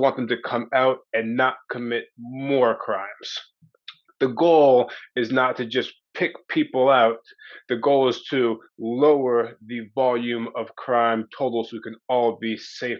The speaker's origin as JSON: {"language": "English", "region": "Maryland", "country": "United States", "tie": "born or raised there", "said": "I was raised in Maryland to fundamentalist Christian parents"}